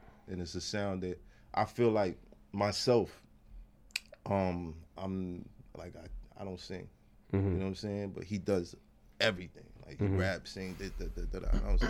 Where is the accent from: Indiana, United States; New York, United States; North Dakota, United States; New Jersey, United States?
New York, United States; New York City; was raised. Crown Heights, borderline Flatbush.